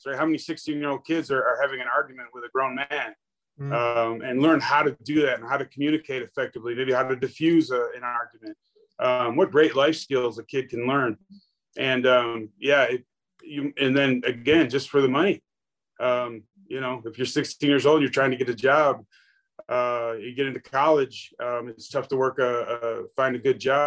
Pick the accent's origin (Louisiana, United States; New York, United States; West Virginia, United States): New York, United States; Buffalo; moved away; also born or lived in California; I grew up in Buffalo, New York. And when I moved to California